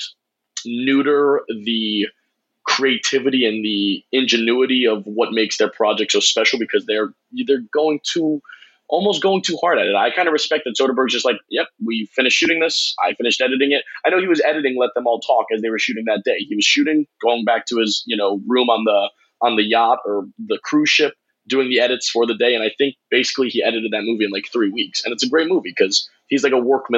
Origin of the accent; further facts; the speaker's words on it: Tampa, Florida, United States; I'm from Tampa